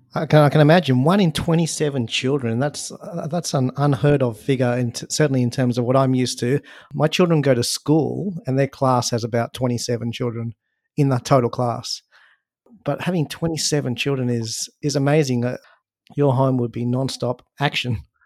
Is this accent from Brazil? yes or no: no; Australia; I was born in Australia and, you know, went through school in Australia, grew up in Australia